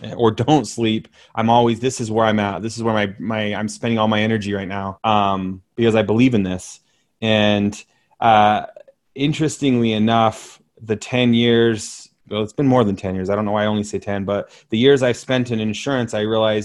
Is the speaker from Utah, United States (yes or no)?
yes; Utah, United States; you're coming to my hometown